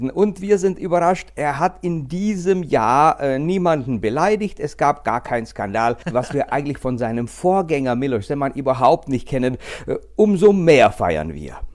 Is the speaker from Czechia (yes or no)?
yes; Liberec, Liberec Region, Czechia; Aber sowas sind wir eigentlich aus Liberec gar nicht gewöhnt